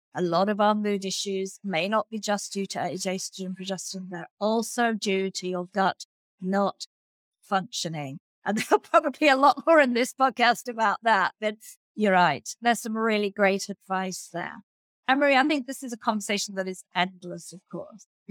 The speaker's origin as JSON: {"language": "English", "country": "Australia", "said": "as an Australian"}